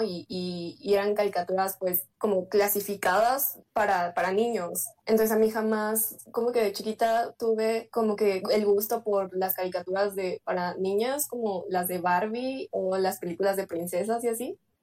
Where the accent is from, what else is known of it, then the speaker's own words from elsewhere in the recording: Mexico City, Mexico; yo soy de México, de, específicamente de la Ciudad de México